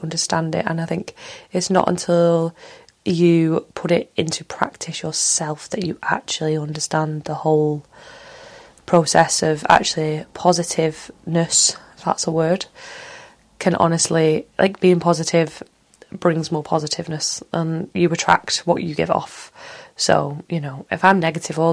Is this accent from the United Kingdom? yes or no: yes; Manchester, North West England, United Kingdom; accent: Mancunian; I am from Manchester, Earl and born Manchester